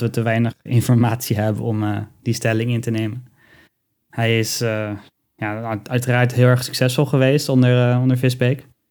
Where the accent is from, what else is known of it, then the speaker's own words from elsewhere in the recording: Netherlands; we zijn als, als Nederlanders